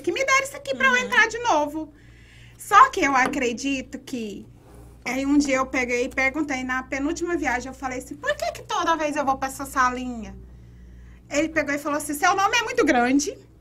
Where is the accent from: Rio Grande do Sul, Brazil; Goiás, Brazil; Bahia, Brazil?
Goiás, Brazil; moved away as an adult; now in United States; O goiano é um um bicho meio sem vergonha com relação a isso. Se a gente ficar perto de uma outra pessoa que tem um sotaque, a gente pega